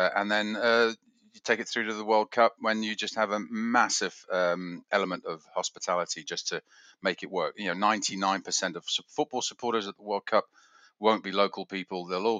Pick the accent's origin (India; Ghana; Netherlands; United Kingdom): United Kingdom; England; also born or lived in Switzerland; 59 years old, and I am English Swiss.